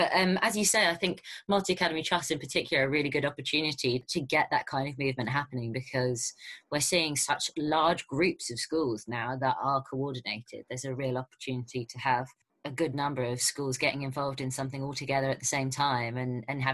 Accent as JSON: {"language": "English", "region": "London", "country": "United Kingdom", "said": "a Londoner who lives in a tiny flat"}